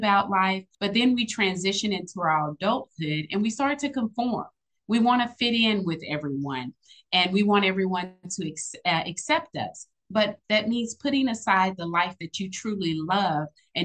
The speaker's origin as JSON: {"language": "English", "town": "Austin", "region": "Texas", "country": "United States", "said": "I am originally from Austin, Texas."}